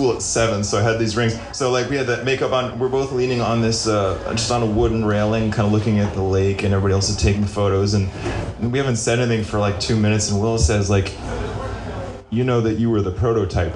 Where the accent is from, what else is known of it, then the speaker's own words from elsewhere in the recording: Stuart, Florida, United States; I was born in Stuart, Florida